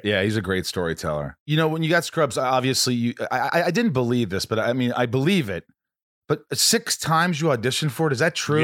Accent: Indiana, United States; moved away; I grew up in Indiana.

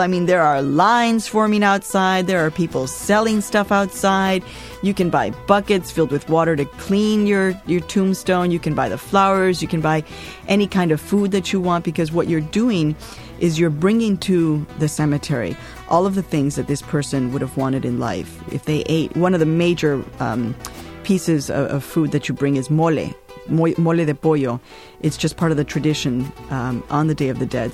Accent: Chicago, Illinois, United States; also born or lived in Tijuana, Mexico / Mexico; now in New York, United States; I had been growing up in Chicago

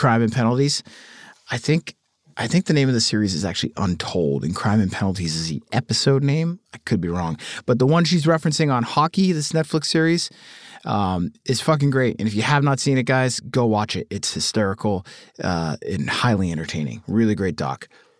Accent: Cleveland, Ohio, United States; He is from Pittsburgh and I'm from Cleveland

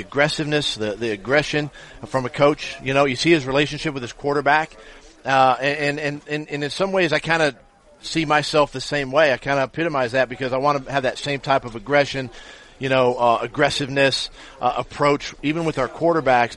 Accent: Ferndale, Washington, United States; growing up in Washington State

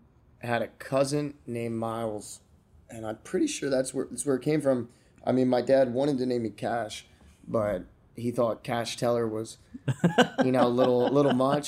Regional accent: Florida, United States; also born or lived in Pennsylvania / Georgia / Delaware / New Jersey; I was born in Pennsylvania, mm-hmm. moved to Georgia for a couple of years. Then I moved to Delaware. Then I moved to South Jersey. And then I moved to Florida.

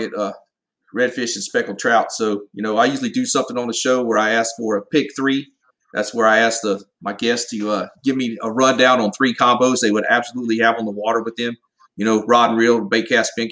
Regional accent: Southeast Georgia, United States; I grew up in Southeast Georgia

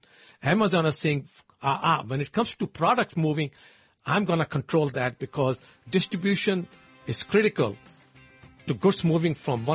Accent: India; moved away; I know it from being my home country

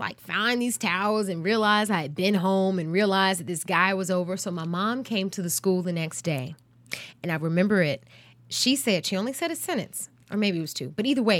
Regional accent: North Carolina, United States; the boarding school was for all the students in North Carolina if you got in, but it happened to be located in my hometown.

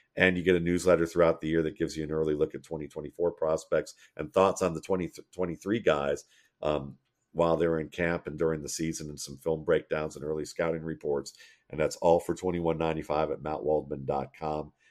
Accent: Mayfield Heights, Ohio, United States; growing up in Mayfield Heights, Ohio

